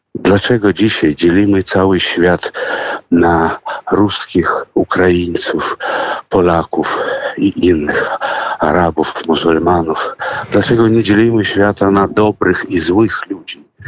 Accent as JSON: {"language": "Polish", "country": "Russia", "tie": "born or raised there", "moved": "yes", "lives_now": "Poland", "said": "ja urodziłem się w Rosji, owszem, ale urodziłem się w rodzinie polskiej"}